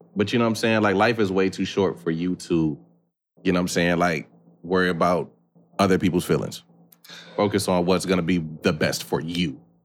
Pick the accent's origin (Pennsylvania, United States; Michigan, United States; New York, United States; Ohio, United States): Michigan, United States; Battle Creek; born or raised there